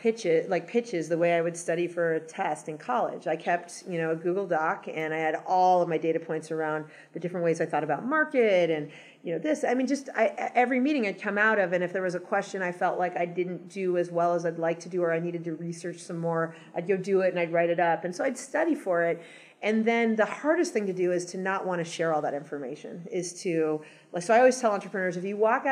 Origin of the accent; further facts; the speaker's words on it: Los Angeles, California, United States; moved away as an adult; also born or lived in New York / Boston / San Francisco / Seattle; I grew up in Los Angeles, and then I lived in lots of other cities for 15 years, New York, Boston, San Francisco, Seattle for a short period of time